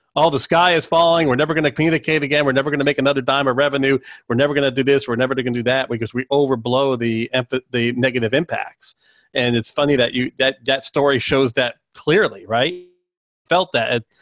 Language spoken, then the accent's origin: English; Cary, North Carolina, United States; I'm from Cary, North Carolina